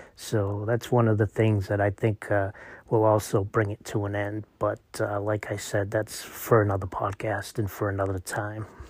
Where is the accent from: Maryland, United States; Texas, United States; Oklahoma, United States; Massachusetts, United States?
Massachusetts, United States; I was raised in Massachusetts in an immigrant, uh, city